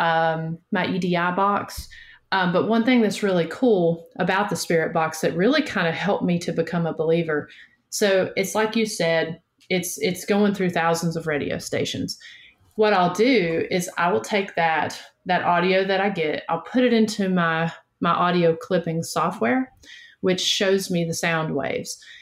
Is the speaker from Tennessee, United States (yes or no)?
yes; Northeast Tennessee, United States; moved away as an adult; now in Chattanooga, United States; I'm from Northeast Tennessee, just about an hour north of Knoxville, but I currently live down in the Chattanooga